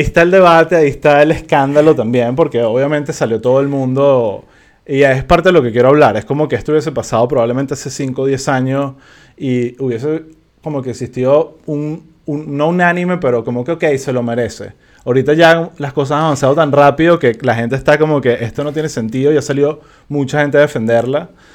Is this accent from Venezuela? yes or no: yes; Venezuela